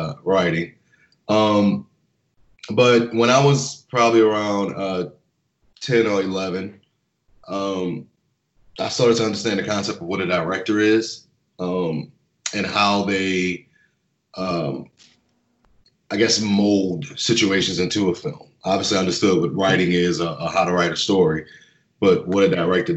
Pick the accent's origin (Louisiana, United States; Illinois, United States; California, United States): Louisiana, United States; Harvey; I am from New Orleans, born and raised, a little bit outside of New Orleans in Jefferson Parish, Harvey, Louisiana